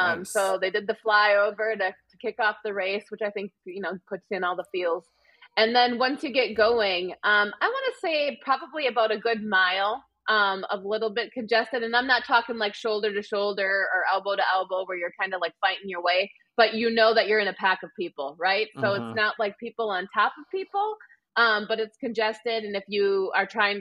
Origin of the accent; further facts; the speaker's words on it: Wisconsin, United States; accent: Wisconsin; my Wisconsin accent